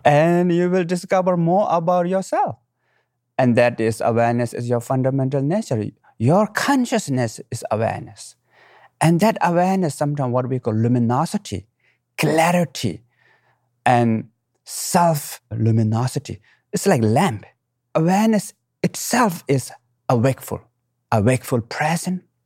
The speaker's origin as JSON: {"language": "English", "country": "Nepal", "tie": "born or raised there", "said": "I was born in the Himalayan mountain, right middle of the mountain, what we call Manasilo, at highest"}